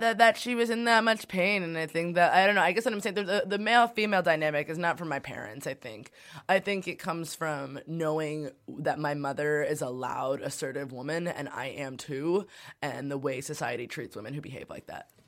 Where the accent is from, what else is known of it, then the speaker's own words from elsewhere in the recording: New York City, New York, United States; I grew up in Brooklyn